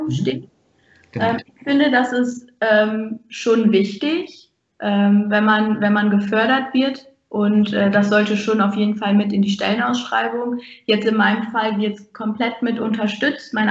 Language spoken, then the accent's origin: German; Ahaus, North Rhine-Westphalia, Germany; Ich komme aus Ahaus und bewerbe mich in Rena Wiedenbrück.